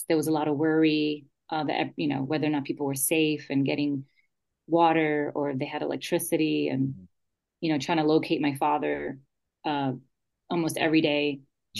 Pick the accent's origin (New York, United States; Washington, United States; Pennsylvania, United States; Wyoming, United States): New York, United States; New York City; moved away; also born or lived in Aguas Buenas, Puerto Rico; growing up in the Bronx, and being raised by her, definitely influenced I think my personality, my perspective, and definitely my language, like you said, like talking about language, because I could speak Spanish, I can speak English, but then there's also that code switching that we